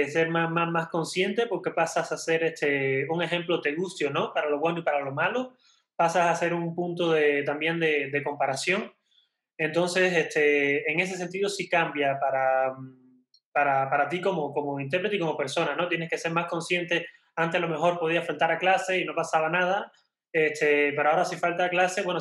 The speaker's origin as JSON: {"language": "Spanish", "country": "Mexico", "moved": "yes", "said": "Para mí como extranjero, como, yo la he visto en, bueno, soy mexicano, estoy naturalizado hace ya también unos, unos cuantos años."}